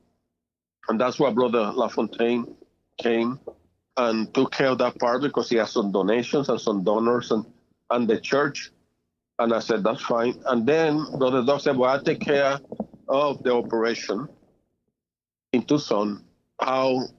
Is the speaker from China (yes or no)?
no; Puerto Rico; moved away; I was born in Puerto Rico in 1949. That was my year. And I grew up there and I learned Spanish as well